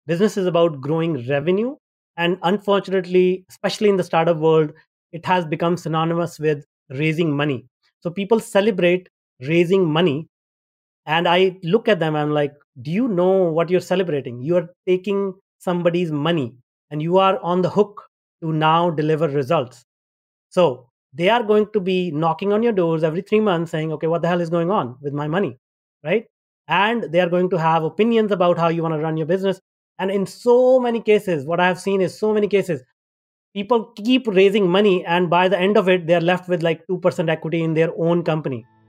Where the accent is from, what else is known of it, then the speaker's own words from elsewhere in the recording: India; moved away as an adult; also born or lived in North America; I grew up in India and, uh, I had a tough life back in India